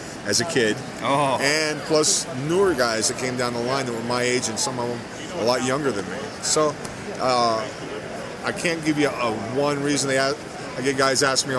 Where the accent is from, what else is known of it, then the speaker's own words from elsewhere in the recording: Miami, Florida, United States; I'm from Miami, Florida, where I'm born, raised